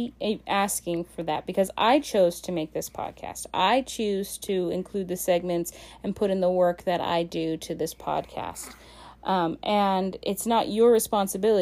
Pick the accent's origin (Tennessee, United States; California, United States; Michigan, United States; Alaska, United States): Alaska, United States; explorer of my home state of Alaska